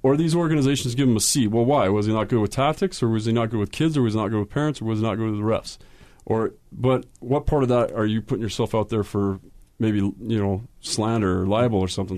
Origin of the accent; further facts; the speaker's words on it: Utah, United States; when I started playing in Utah